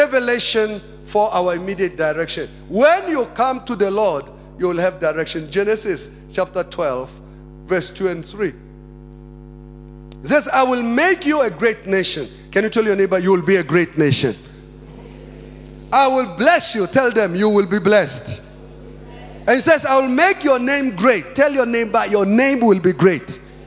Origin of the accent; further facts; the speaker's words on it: South Africa; I'm a Christian first, then I'm a South African.